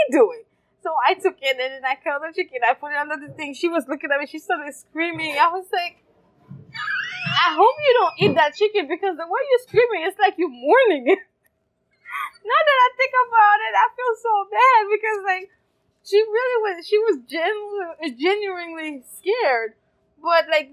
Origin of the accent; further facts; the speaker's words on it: Haiti; now in United States; I grew up in Haiti, and growing up in Haiti, life was fantastic